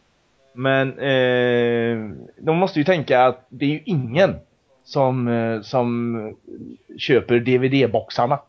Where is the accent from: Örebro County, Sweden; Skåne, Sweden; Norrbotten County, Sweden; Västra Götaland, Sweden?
Västra Götaland, Sweden; Mariestad; moved away; Var ju hemma i Mariestad i helgen